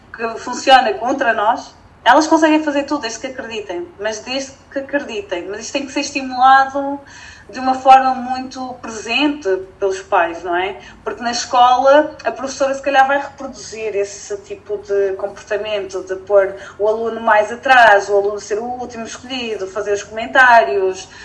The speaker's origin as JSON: {"language": "Portuguese", "town": "Felgueiras", "region": "Norte", "country": "Portugal", "tie": "born or raised there", "said": "sou daqui, nasci em Felgueiras"}